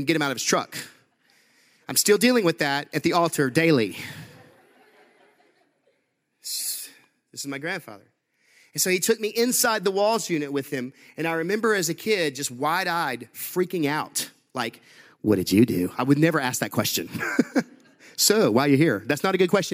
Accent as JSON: {"language": "English", "town": "Huntsville", "region": "Texas", "country": "United States", "tie": "born or raised there", "said": "I grew up in Huntsville, Texas."}